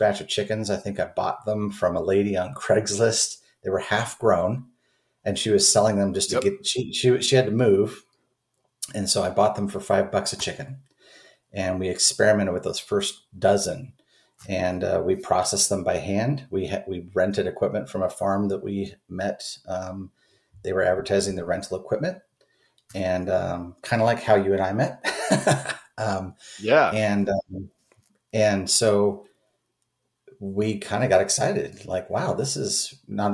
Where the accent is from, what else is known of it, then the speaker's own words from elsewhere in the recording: Oregon, United States; moved away as an adult; also born or lived in Southern California; I grew up in Oregon, in not rural Oregon, but I did grow up in Oregon